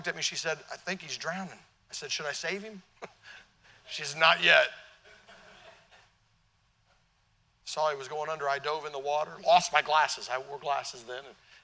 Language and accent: English; Tennessee, United States; now in Connecticut, United States; I'm from Tennessee